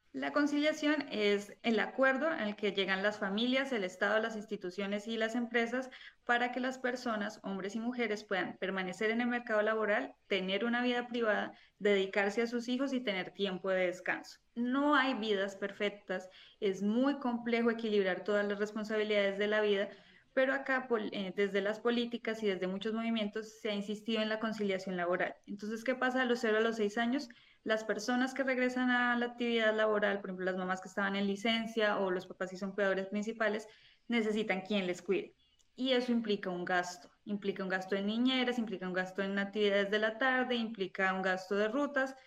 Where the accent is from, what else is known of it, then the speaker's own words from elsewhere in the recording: Colombia; now in Spain; soy colombiana, vivo en España